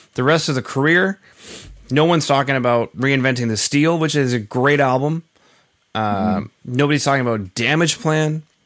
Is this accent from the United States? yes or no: no; central Canada, Canada; now in Western Canada, Canada; originally I'm from Central Canada, and now I live in yeah. Western Canada.